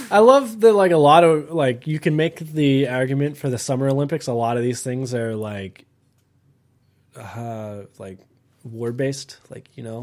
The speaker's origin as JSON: {"language": "English", "country": "Canada", "said": "I'm Canadian"}